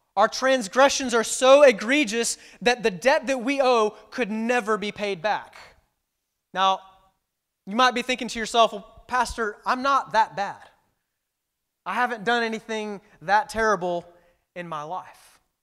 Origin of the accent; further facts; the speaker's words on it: Houston, Texas, United States; moved away as an adult; I'm actually originally from Texas, uh, from the Houston area. Um, and I was born and raised there